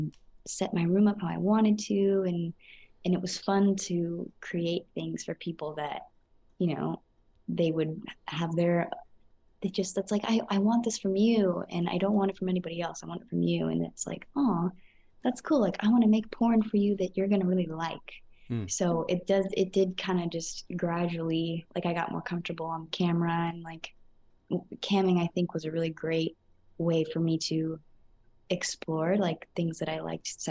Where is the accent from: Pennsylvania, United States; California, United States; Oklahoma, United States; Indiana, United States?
California, United States; I am from California